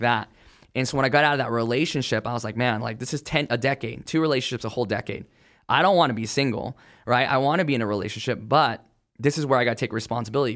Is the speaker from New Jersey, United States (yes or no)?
no; California, United States; I grew up in California